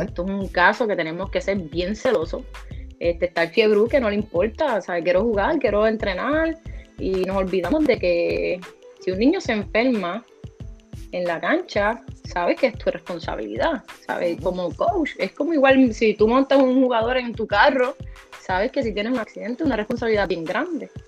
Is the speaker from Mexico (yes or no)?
no; Morovis, Puerto Rico; la directora de recreación y deporte de Morovis